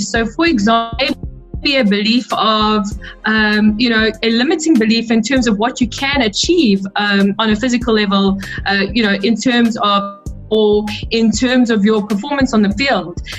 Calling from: South Africa; I'm tuned in from South Africa.

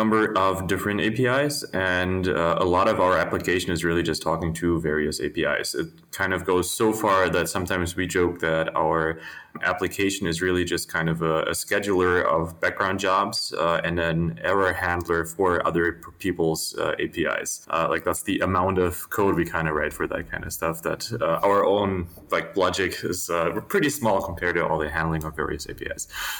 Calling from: Berlin, Germany; I'm calling in from my apartment in Berlin in Germany.

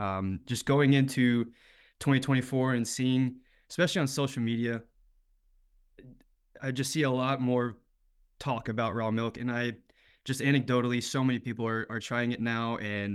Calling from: Austin, Texas, United States; So I'm in Austin, Texas.

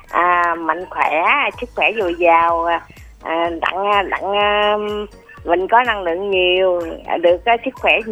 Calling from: Duc Hoa, Long An, Vietnam; cô là cô út ở à, Đức Hòa Long

